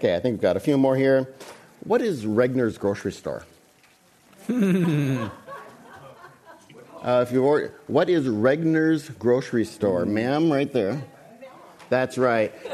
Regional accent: Wisconsin, United States; I'm from Wisconsin.

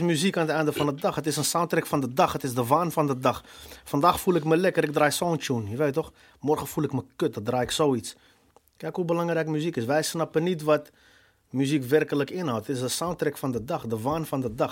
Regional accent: Amsterdam, North Holland, Netherlands; Ik ben een Amsterdammer, geboren, getogen

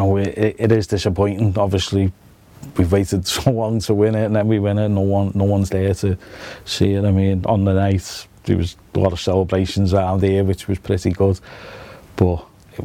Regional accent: Liverpool, North West England, United Kingdom; I'm born and bred in Anfield

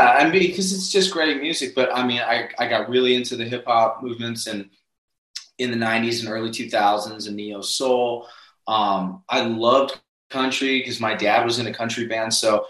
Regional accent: Northeast, United States; now in Nashville, United States; Well, moving to Nashville was not my intention. I'm you know, born and raised in the Northeast.

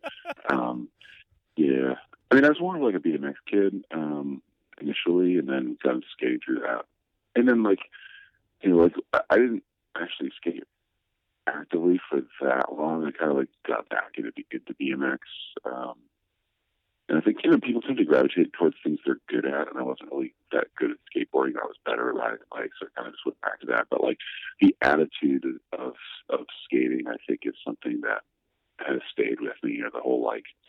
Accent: Massachusetts, United States; I did, yeah. Just out in the burbs

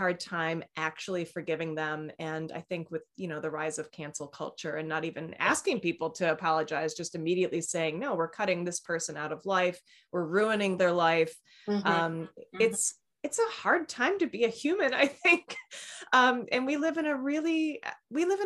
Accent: Midwest, United States; I grew up in the Midwest, and you just don't bring up stuff.

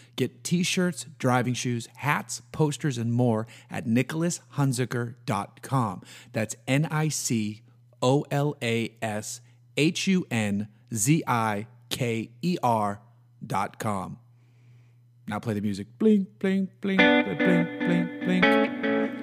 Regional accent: New England, United States; Growing up in New England on the water

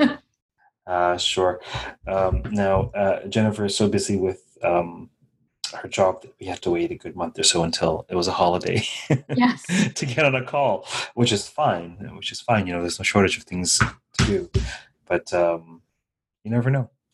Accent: Guyana; born or raised there

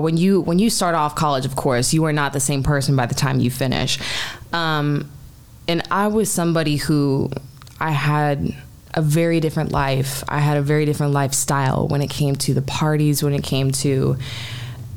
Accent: Calabasas, California, United States; also born or lived in North Hollywood / Washington, D.C. / Long Beach; I am from Calabasas, which is in the Valley. I'm a Valley girl. Grew up there my entire life.

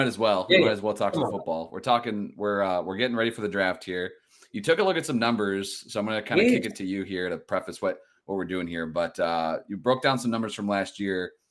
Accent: Aurora, Illinois, United States; I'm from Aurora

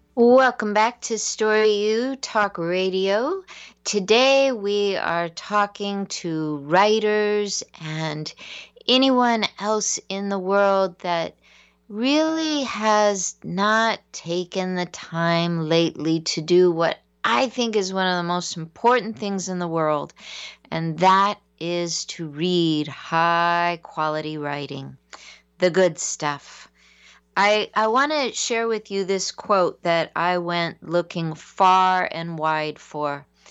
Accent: San Diego, California, United States; growing up in San Diego, I had the lightest skin of anyone.

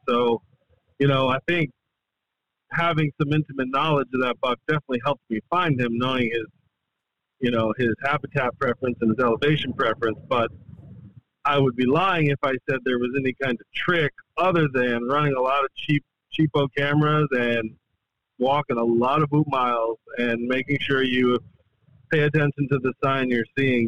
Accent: Adirondacks, upstate New York, United States; moved away as an adult; now in the Carolinas, United States; I moved here from upstate New York, born and raised in the Adirondacks

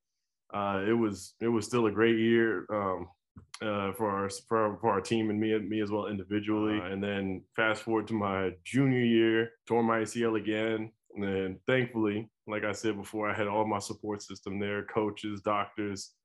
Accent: Colorado, United States; I grew up in Colorado, big time university.

